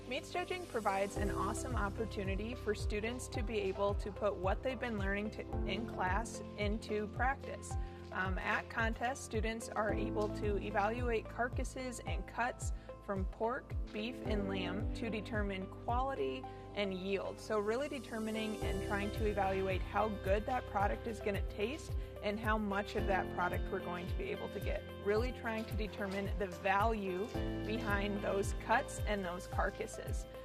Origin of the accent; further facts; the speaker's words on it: Greenwood, Nebraska, United States; I'm from Greenwood, Nebraska, and I'm a senior here at the University of Nebraska-Lincoln.